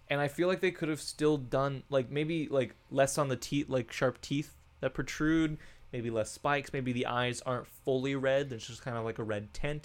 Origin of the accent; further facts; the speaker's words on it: Bloomington, Indiana, United States; now in Cincinnati, United States; we we are from Bloomington, Indiana.